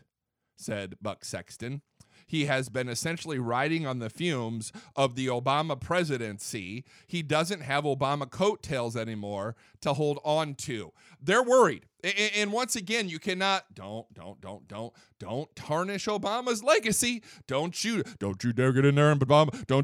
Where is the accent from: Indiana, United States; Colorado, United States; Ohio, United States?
Indiana, United States; Fort Wayne; I'm from Fort Wayne, Indiana, Northeast Indiana